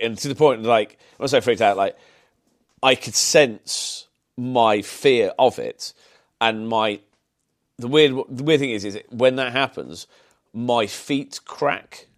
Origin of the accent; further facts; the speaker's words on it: Solihull, West Midlands, United Kingdom; accent: Brummie; also born or lived in Birmingham / Sutton Coldfield; being grown up in, in kind of Solihull